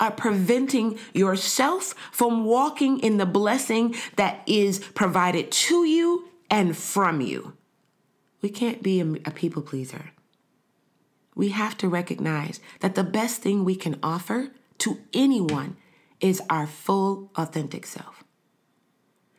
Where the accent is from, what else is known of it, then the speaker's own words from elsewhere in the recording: United States; now in Canada; Me being an American living in Canada